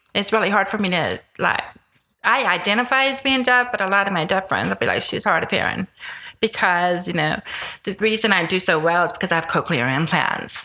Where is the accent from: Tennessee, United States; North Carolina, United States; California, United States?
Tennessee, United States; now in Houston, United States; I grew up in Tennessee